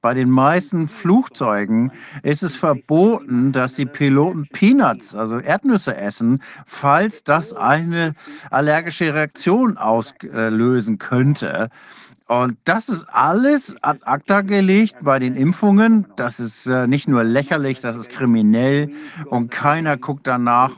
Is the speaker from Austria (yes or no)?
no; England, United Kingdom; now in Australia; Ich selbst bin Engländer, meine Frau ist aus äh, Australierin